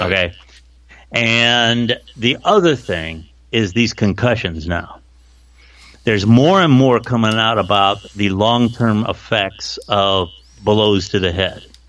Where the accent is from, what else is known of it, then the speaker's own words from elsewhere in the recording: Canton, Ohio, United States; I'm from Canton